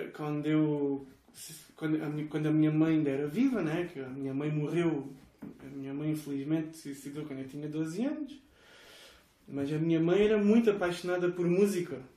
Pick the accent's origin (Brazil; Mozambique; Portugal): Portugal; Estoi, Algarve; Sou de Estoy, que é na periferia de Faro